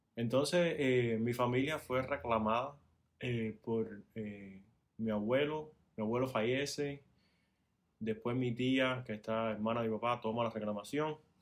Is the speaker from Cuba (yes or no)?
yes; Cuba; moved away as an adult; now in Miami, United States; soy cubano